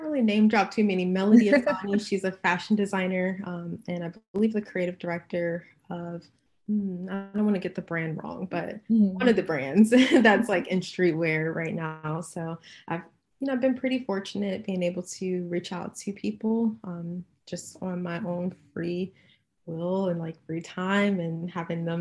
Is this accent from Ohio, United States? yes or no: yes; Cincinnati, Ohio, United States; moved away as an adult; also born or lived in Chicago; now in California, United States; I was born and raised in Cincinnati, Ohio